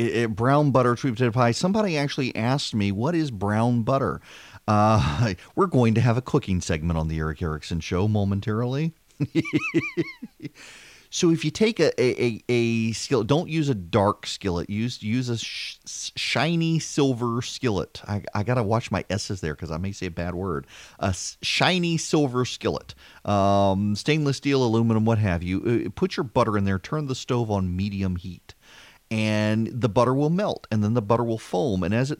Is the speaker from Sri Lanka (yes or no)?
no; Dubai, United Arab Emirates; when I grew up in Dubai, one of the things I learned from our housekeeper, Anna, who made just unbelievable Indian food